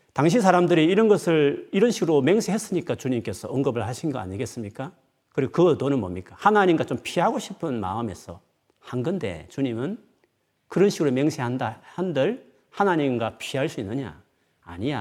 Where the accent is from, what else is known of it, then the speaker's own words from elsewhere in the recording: Gyeongsang, South Korea; 저는 경상도 사나이니까